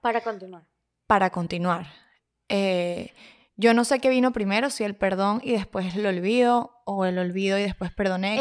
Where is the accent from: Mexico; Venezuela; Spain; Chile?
Venezuela; Valencia, Carabobo; Somos de Valencia City, claro que ya es, en ah, Venezuela